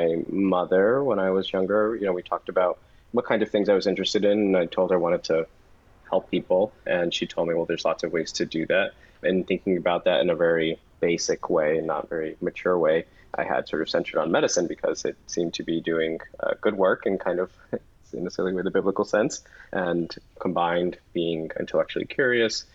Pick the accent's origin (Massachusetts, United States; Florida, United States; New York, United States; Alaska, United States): Massachusetts, United States; Chelsea; I'm from Chelsea, Massachusetts.